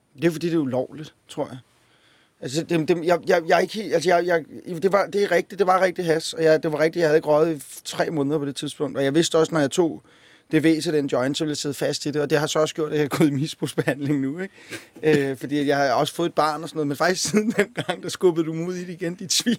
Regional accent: Copenhagen, Capital Region of Denmark, Denmark; Jeg voksede op på Amager.

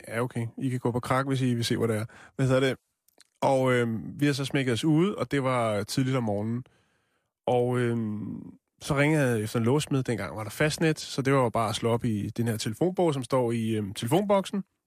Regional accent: North Zealand, Capital Region of Denmark, Denmark; jeg voksede op i Nordsjælland

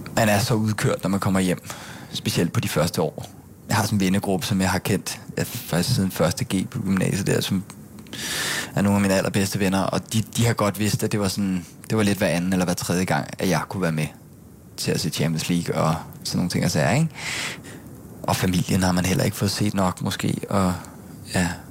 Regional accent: Gilleleje, Capital Region of Denmark, Denmark; moved away as an adult; also born or lived in Bornholm; now in Copenhagen, Denmark; jeg er født på Bornholm, faktisk. Øh, og så boede jeg der, da jeg var seks. Og så flyttede vi alle sammen til Gilleleje op i Nordsjælland, øh, hvor jeg så voksede op og gik i folkeskole

